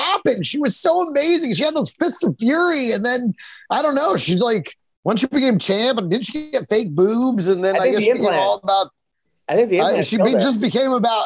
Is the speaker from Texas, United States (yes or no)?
yes; Texas, United States; growing up in Texas